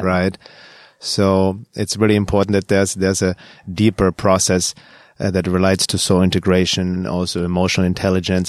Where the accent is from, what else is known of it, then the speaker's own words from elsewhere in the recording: Germany; moved away; Growing up in Germany